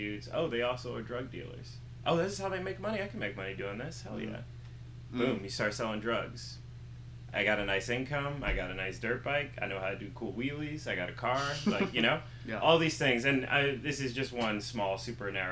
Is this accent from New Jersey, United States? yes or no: no; Upper Darby, Pennsylvania, United States; also born or lived in Philadelphia; where I'm from, and I'm from Upper Darby, Pennsylvania